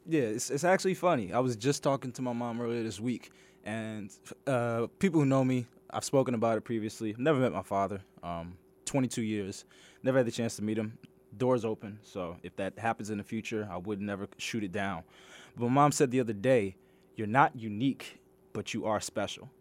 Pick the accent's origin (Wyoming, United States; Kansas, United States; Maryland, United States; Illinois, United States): Maryland, United States; Greenbelt; I grew up in Greenbelt, Maryland